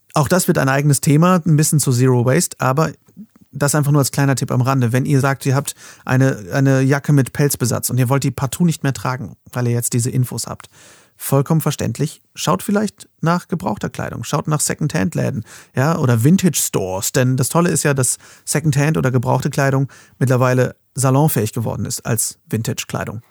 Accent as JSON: {"language": "German", "country": "Germany", "said": "bei uns in Deutschland"}